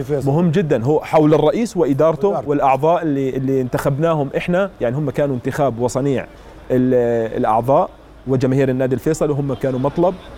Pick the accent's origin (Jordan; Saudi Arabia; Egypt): Jordan; إحنا كوقفة أردنيين